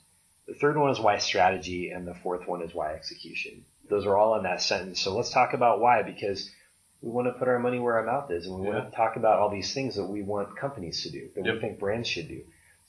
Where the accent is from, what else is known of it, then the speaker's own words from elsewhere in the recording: Oregon, United States; now in Arizona; I was from Oregon, and Oregon's pretty, you know, considered pretty beautiful, but I love Arizona.